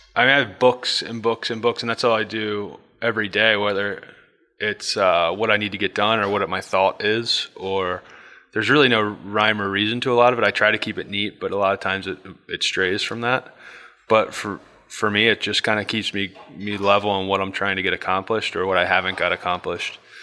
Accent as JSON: {"language": "English", "town": "Bel Air", "region": "Maryland", "country": "United States", "tie": "born or raised there", "said": "I grew up in Bel Air, Maryland."}